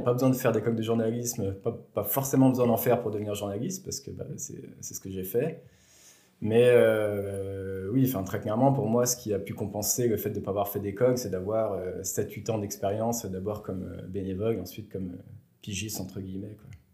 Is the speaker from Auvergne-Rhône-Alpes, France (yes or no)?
yes; Bourg-en-Bresse, Auvergne-Rhône-Alpes, France; moved away as an adult; also born or lived in Besançon / Lyon / Strasbourg / Marseille; je viens de la région de Bourg-en-Bresse. Euh, j'ai fait toute ma jeunesse euh, à Bourg-en-Bresse